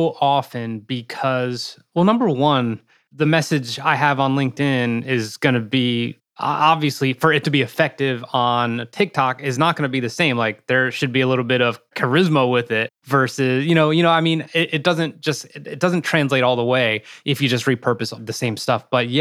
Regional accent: Morristown, New Jersey, United States; born or raised there

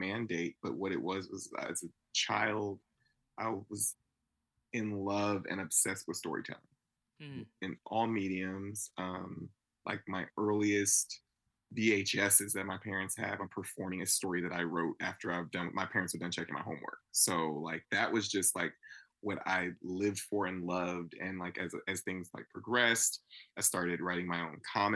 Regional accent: Napa, California, United States; growing up in Napa, California

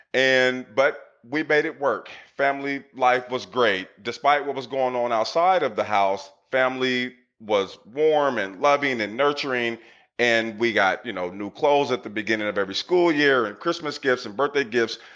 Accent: Portland, Oregon, United States; I grew up in Northeast Portland in the 80s

